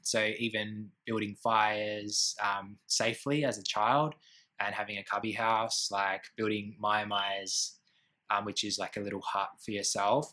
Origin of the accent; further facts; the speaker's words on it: Gidgegannup, near Perth, Western Australia, Australia; now in Melbourne, Australia; I grew up in a small bush town called Gidjigana, and that's about an hour uh, um, east into the hills from Perth